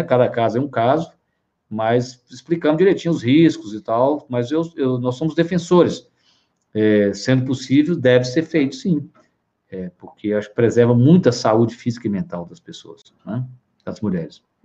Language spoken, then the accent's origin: Portuguese; Minas Gerais, Brazil; Eu sou mineiro